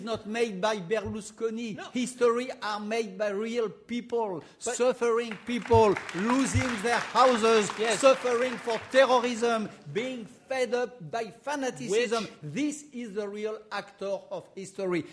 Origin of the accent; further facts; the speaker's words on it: France; accent: French; English is a second language; my French accent